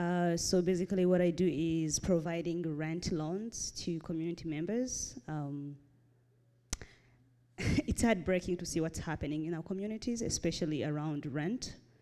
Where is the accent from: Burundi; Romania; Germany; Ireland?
Burundi; born there; So I was born in Burundi